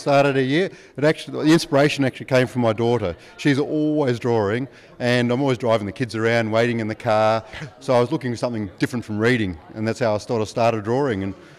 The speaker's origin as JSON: {"language": "English", "town": "Adelaide", "region": "South Australia", "country": "Australia", "moved": "yes", "lives_now": "Griffith, Australia", "said": "I live here now, but originally from Adelaide."}